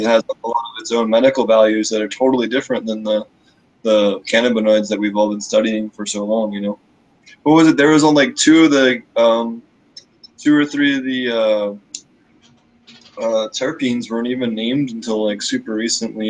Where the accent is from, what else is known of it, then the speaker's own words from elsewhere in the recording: Pennsylvania, United States; moved away; Pennsylvania, my home my home state where I grew up uh, originally